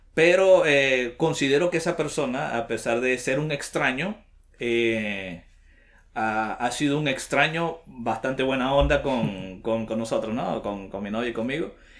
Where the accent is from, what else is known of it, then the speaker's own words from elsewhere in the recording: Venezuela; moved away as an adult; also born or lived in Bucaramanga, Colombia; now in Lima, Peru; Soy de Venezuela